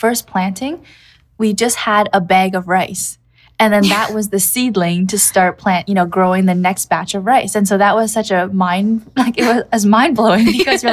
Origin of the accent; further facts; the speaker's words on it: Canada; moved away as an adult; now in Kamikatsu, Japan; growing up in Canada